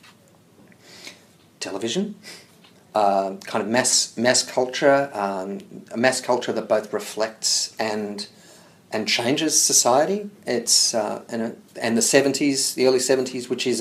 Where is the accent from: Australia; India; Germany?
Australia; Hawthorn, Victoria; I grew up in Hawthorne